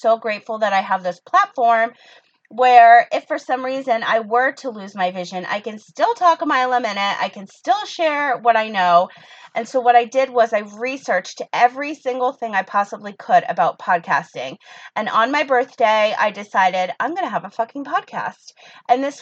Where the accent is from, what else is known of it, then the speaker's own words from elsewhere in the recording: United States; I'm American